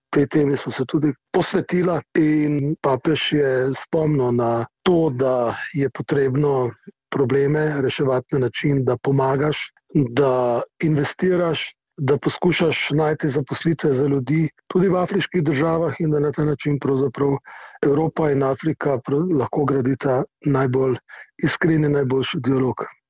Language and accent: Slovenian; Slovenia